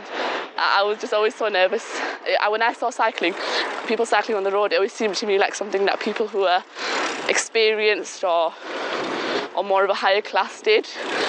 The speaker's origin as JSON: {"language": "English", "country": "United Kingdom", "said": "be an Asian girl, I'm British Pakistani"}